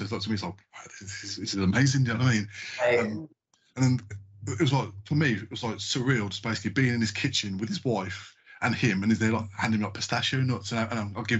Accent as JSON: {"language": "English", "region": "England", "country": "United Kingdom", "said": "I mean, I'm from a diverse background. My grandparents are Jamaican. I've got Irish descendants as well. I'm English as well."}